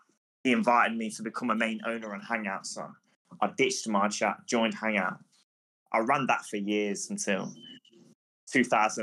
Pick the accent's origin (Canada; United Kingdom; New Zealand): United Kingdom; England; I'm from England